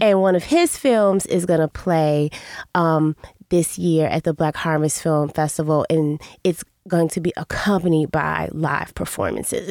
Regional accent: Chicago, Illinois, United States; I'm from Chicago, I'm from the South Side

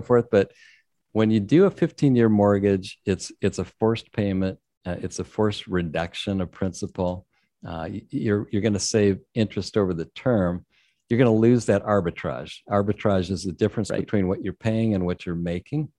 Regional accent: San Diego, California, United States; I'm in San Diego, born and raised in San Diego, so I've never spent a winter in New England

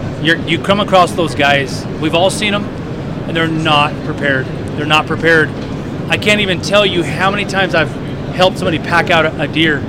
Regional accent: New Jersey, United States; now in Northern California, United States; New Jersey.

